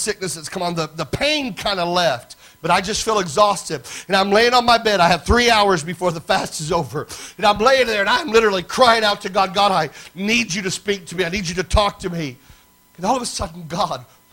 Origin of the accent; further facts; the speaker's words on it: Lafayette, Indiana, United States; up in Lafayette, Indiana, my hometown